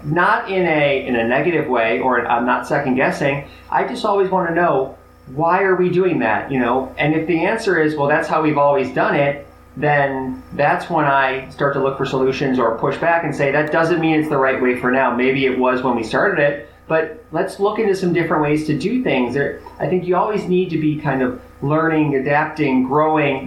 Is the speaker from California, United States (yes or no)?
no; Chicago, Illinois, United States; I grew up in Chicago, so it was Big Ten country.